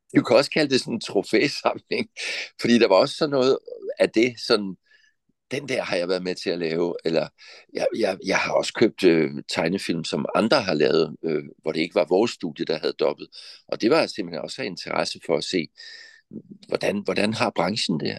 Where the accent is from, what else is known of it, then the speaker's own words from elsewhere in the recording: Southern Jutland, Southern Denmark, Denmark; Men født og opvokset i Sønderjylland, det betyder meget for mig at sige